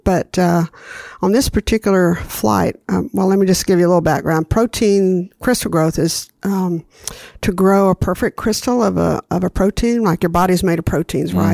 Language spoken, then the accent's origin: English; Huntsville, Alabama, United States; I grew up in Huntsville, Alabama